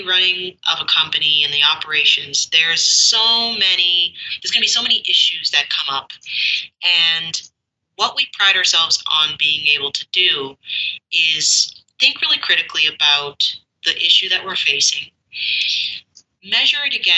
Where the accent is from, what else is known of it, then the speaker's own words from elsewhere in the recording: Canada; I'm Canadian